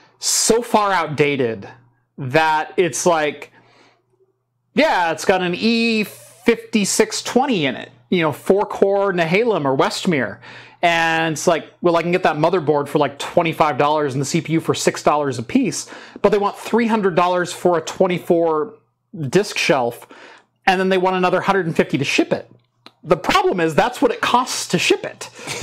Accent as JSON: {"language": "English", "town": "Melbourne", "region": "Victoria", "country": "Australia", "said": "I'm from Melbourne. It sounds like Melbourne."}